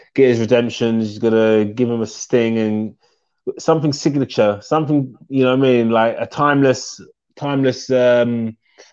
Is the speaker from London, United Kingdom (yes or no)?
yes; London, United Kingdom; my hometown